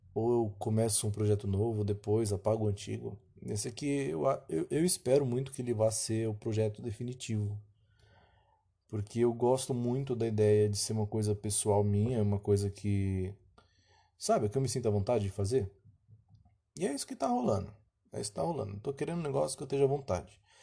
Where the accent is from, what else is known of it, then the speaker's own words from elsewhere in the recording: São Paulo, Brazil; Eu sou paulista